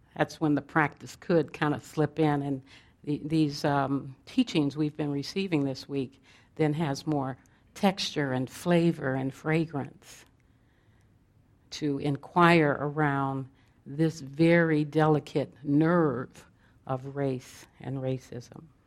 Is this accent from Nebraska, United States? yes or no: no; Los Angeles, California, United States; I was born in South Central Los Angeles in the, in the heat of the civil rights and Black Panther movements